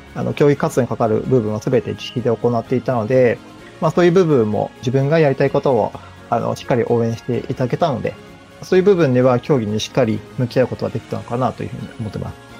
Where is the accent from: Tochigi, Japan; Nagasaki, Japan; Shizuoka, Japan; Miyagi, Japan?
Shizuoka, Japan; Fujieda; 出身が藤枝市ということで、サッカーを小学校4年生から始めたんですけども、本当に地元のスポーツ少年団